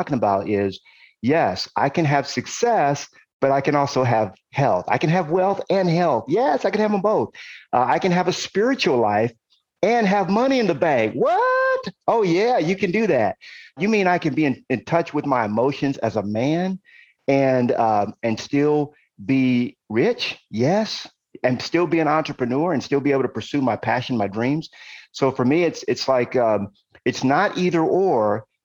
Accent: Compton, California, United States; also born or lived in Brooklyn, New York / Ohio; we ended up moving to California. Why? Because my uncle was in California and my mom wanted to be close to her brother. And so my mom found the cheapest place she could find in California. It was a tiny little city in Los Angeles called Compton

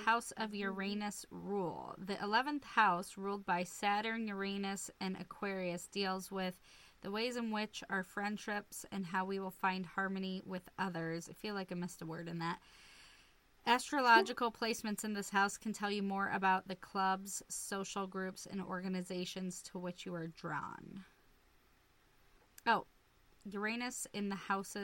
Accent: Lincoln, Nebraska, United States; I was born in Lincoln, Nebraska

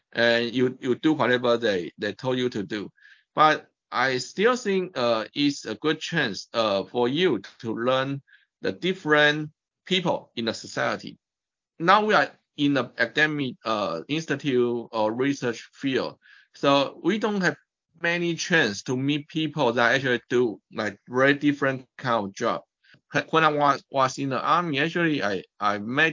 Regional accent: Taipei, Taiwan; moved away as an adult; also born or lived in United States; I was born in Taipei, Taiwan. And I actually finished all my education in Taiwan

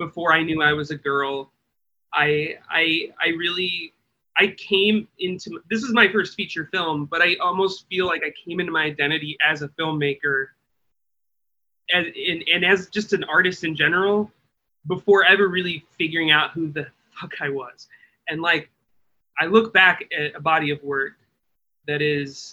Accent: Midwest, United States; I grew up in the Midwest

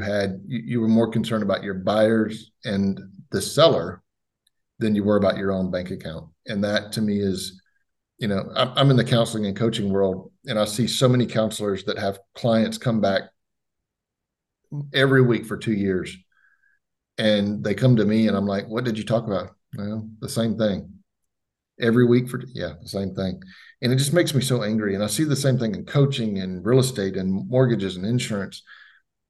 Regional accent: Florida, United States; moved away; my hometown back in Florida

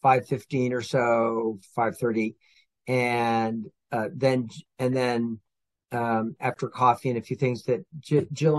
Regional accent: California, United States; also born or lived in Oregon; I grew up out in California and Oregon, so I'm a West Coast Californian

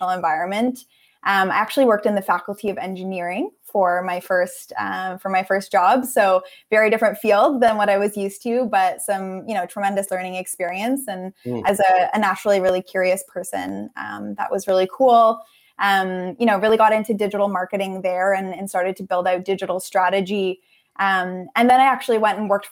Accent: Unionville, Ontario, Canada; I grew up in Unionville, which is just about a half hour drive northeast of Toronto

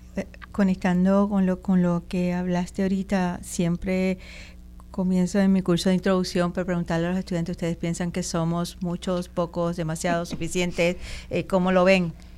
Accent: Puerto Rico; yo soy puertorriqueña y nadie me lo va a quitar

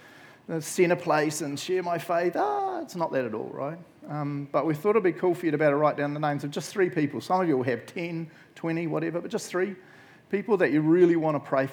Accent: Matamata, Waikato, New Zealand; I grew up in Matamata

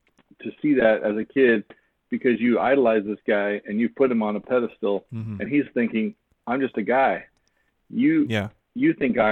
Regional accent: Phoenix, Arizona, United States; I grew up in the Phoenix area

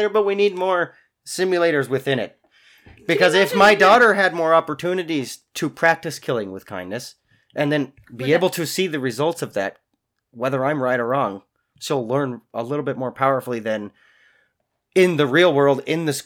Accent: Spokane, Washington, United States; also born or lived in Idaho; Spokane, where I'm from

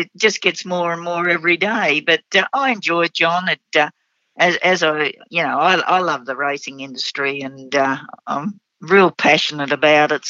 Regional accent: Brisbane, Queensland, Australia; I grew up in Ascot. There was 32 stables in that area at the time.

